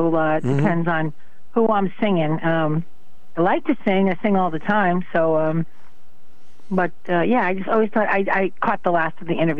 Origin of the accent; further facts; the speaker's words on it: Connecticut, United States; I'm from Connecticut. And they say, well, we're right between Massachusetts and New York. So we kind of get that twang and that, we're not pronouncing our words like we should